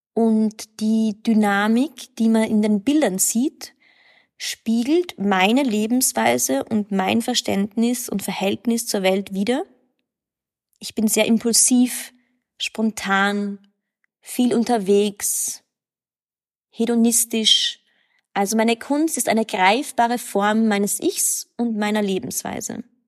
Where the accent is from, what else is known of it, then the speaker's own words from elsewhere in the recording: Graz, Styria, Austria; also born or lived in Berlin, Germany; now in Vienna, Austria; Ich bin 1991 in Graz geboren. Ich lebe in Wien und seit neuestem auch in Berlin